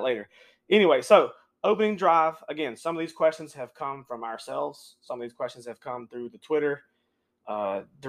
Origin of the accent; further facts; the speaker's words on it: Union, South Carolina, United States; I am originally from the upstate of South Carolina. I grew up in Union, South Carolina.